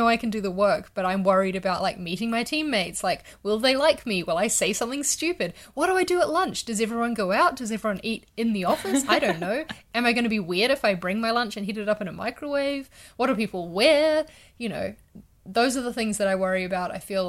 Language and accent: English; Wellington, New Zealand; also born or lived in London; I'm in Wellington at the moment, which was my hometown for like 7 years before I moved to London.